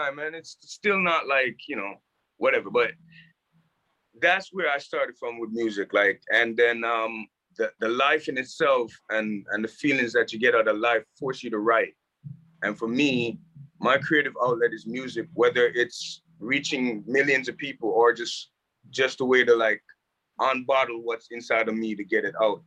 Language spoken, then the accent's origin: English; Jamaica; moved away; also born or lived in Toronto, Canada; I grew up in Jamaica playing soccer